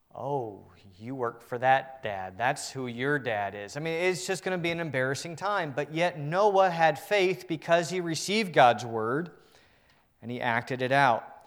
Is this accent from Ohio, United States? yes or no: no; Northern Virginia, United States; I'm from the Northern Virginia area.